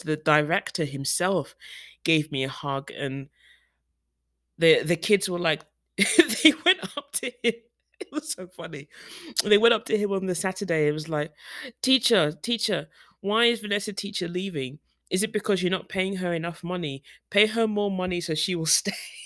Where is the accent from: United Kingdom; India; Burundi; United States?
United Kingdom; moved away; as a black woman, as a Brit, black British woman